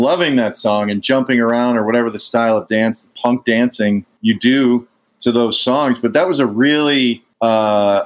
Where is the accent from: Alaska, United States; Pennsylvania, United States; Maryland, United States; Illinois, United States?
Illinois, United States; Chicago; also born or lived in Downers Grove, Illinois / Darien, Illinois / Westmont, Illinois; We were in Chicago on the 103rd and Kedzie till I was like 11